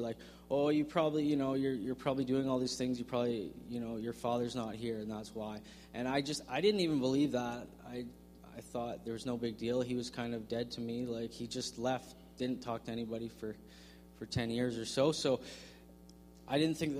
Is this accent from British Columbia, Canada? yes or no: yes; Victoria, British Columbia, Canada; I grew up in Victoria